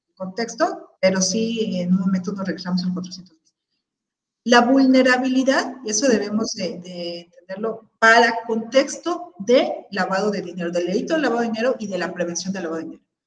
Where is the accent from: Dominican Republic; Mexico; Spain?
Mexico; ciudadanos mexicanos